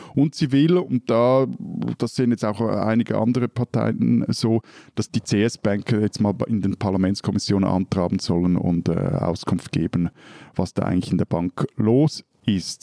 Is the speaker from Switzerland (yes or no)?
yes; Switzerland; bei uns in der Schweiz